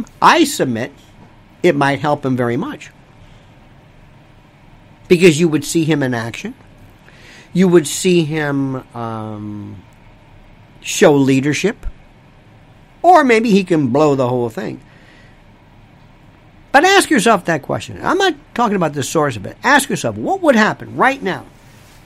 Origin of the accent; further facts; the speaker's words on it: Florida, United States; Florida, my home state